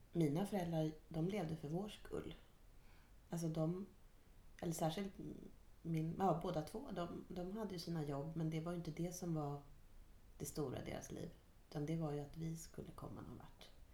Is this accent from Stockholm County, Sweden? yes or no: yes; Stockholm, Stockholm County, Sweden; moved away; jag var från Stockholm